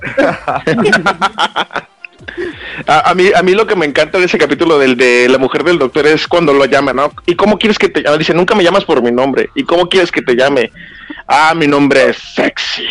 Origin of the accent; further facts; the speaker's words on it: Jalisco, Mexico; de mi pueblo natal, Jalisco